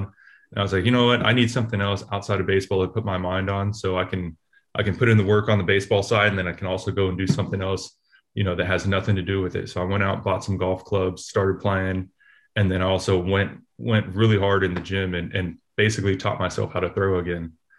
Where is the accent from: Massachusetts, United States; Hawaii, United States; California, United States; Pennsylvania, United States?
California, United States; Oakland; I grew up in Oakland.